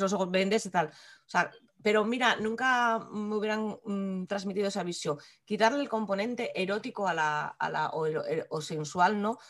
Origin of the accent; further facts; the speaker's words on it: Asturias, Spain; nosotras somos asturianas y nuestro entorno, a fin de cuentas, es este.